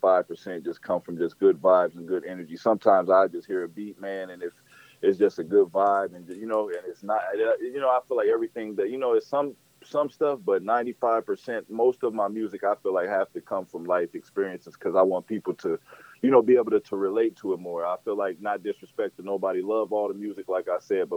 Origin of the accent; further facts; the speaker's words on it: Denver, Colorado, United States; moved away as an adult; now in Houston, United States; I was born in Denver, Colorado, and moved to Houston